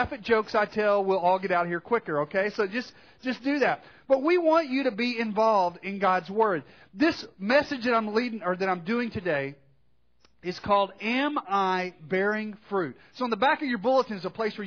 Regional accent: Arkansas, United States; growing up in Arkansas

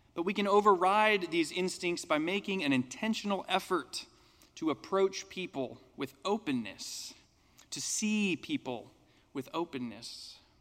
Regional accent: United States; as an American

